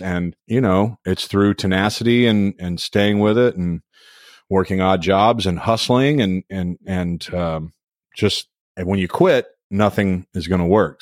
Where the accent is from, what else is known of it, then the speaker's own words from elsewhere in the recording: Louisville, Kentucky, United States; moved away; Louisville, my hometown